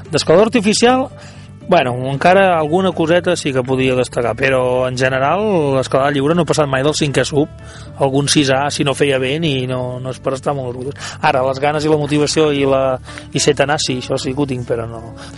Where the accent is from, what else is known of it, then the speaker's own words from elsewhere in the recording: Ullastrell, Catalonia, Spain; del meu poble, Ullastrell